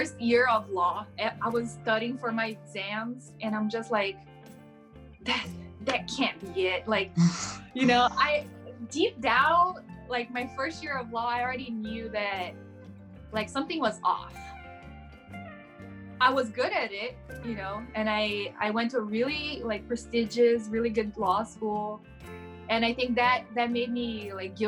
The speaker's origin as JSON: {"language": "English", "region": "São Paulo", "country": "Brazil", "tie": "born or raised there", "first_language": "Portuguese", "second_language": "English", "moved": "as an adult", "lives_now": "United States", "said": "I was born and raised in Brazil. I'm from São Paulo. Mm-hmm. I was born in a small town and I moved to the capital to go to law school"}